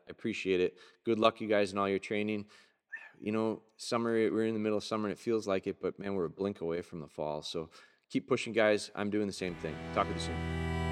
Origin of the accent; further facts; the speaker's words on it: Pulaski, Wisconsin, United States; Pulaski, my hometown